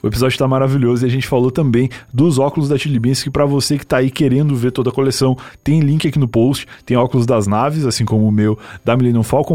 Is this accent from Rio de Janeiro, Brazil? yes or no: no; Rio Grande do Sul, Brazil; moved away as an adult; now in São Paulo, Brazil; Eu sou gaúcho e eu tô em São Paulo faz oito anos, mais ou menos, mas eu já virei completamente paulistano